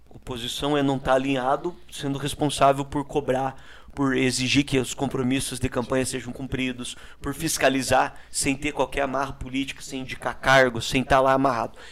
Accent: Brazil; Eu sou morador da Vila Ilgenberg, é um bairro carente, pobre ali de, aqui da nossa cidade, no bairro da Nova Rússia. E ainda muito criança, eu trabalhei com meu pai como catador de reciclado

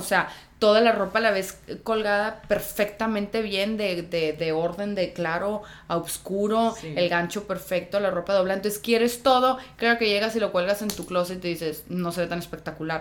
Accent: Tijuana, Baja California, Mexico; moved away as an adult; also born or lived in Guadalajara; yo soy de Tijuana

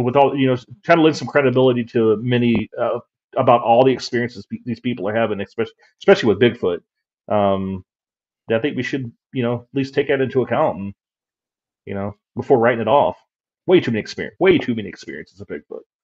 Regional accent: West Virginia, United States; moved away; I'm from West Virginia originally

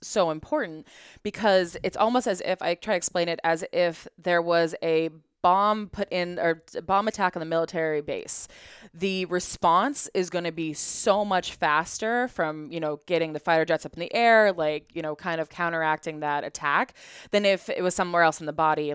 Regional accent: Colorado, United States; I grew up in Colorado in a ski town

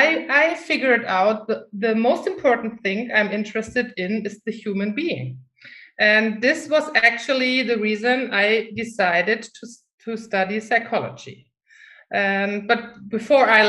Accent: Germany; English is a second language; moved away as an adult; I'm from Germany. But the funny thing is, I never felt German. Since I was a little child, I always felt, I don't know, not German anyhow, but still I lived in Germany

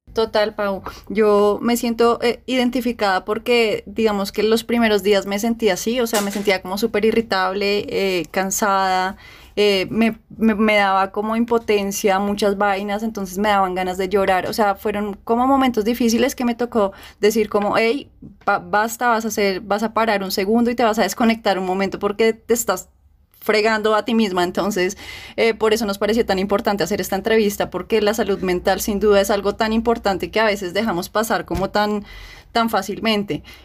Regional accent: Colombia; somos colombianas

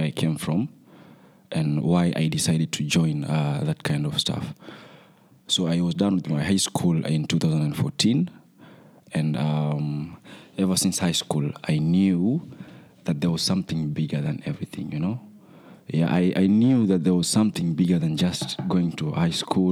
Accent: Mombasa, Mombasa County, Kenya; I am from Mombasa, Kenya

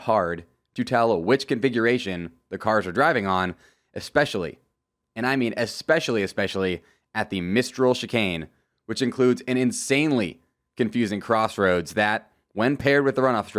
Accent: United States; as an American

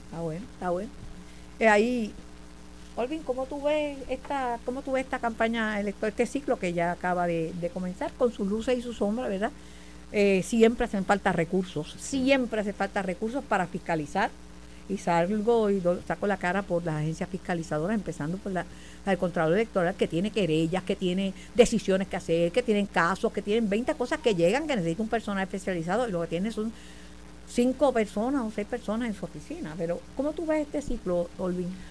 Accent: Mayagüez, Puerto Rico; also born or lived in Ponce; yo soy de Mayagüez

